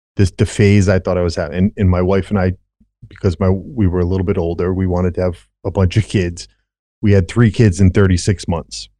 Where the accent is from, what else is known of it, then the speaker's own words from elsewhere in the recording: Rhode Island, United States; born and raised in Rhode Island